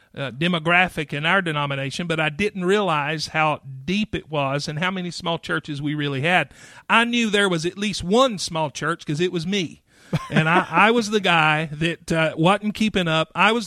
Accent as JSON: {"language": "English", "town": "Clyde", "region": "North Carolina", "country": "United States", "accent": "Midwestern", "said": "I'm from Clyde, North Carolina, which is near Asheville, North Carolina, because nobody knows where Clyde is."}